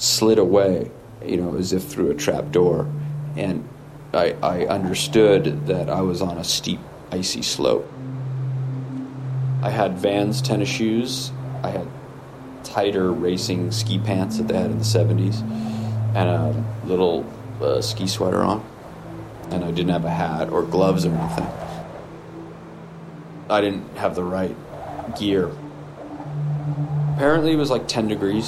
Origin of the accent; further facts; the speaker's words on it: Topanga, California, United States; I grew up on Topanga Beach in the late 60s, early 70s, or through the 70s, really